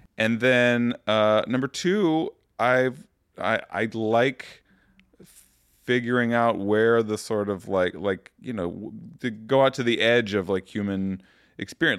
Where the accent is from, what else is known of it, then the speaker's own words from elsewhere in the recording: Muskegon, Michigan, United States; moved away as an adult; also born or lived in Toledo, Ohio / Grand Rapids, Michigan; now in Chicago, United States; I started fourth grade in Muskegon when he moved to that church. So lived half my childhood in Toledo, mm-hmm. half in uh, Muskegon